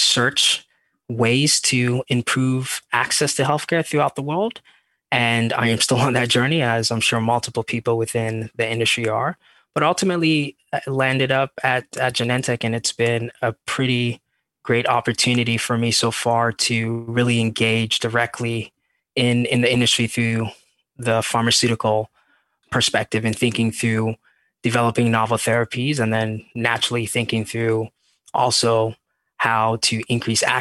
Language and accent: English; Ghana; moved away as an adult; now in San Francisco Bay Area, United States; I'm from Ghana, West Africa. So born and raised there.